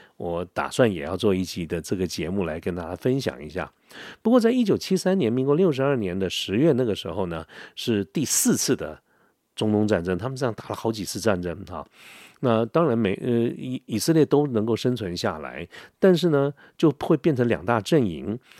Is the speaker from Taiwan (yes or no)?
yes; Taiwan; 我们台湾这边有一个非常重大的一个建设，叫做十大建设